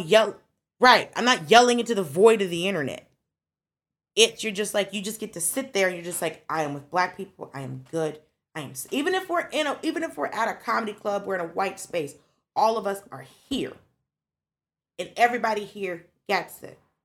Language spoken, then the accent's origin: English; Atlanta, Georgia, United States; I grew up in Atlanta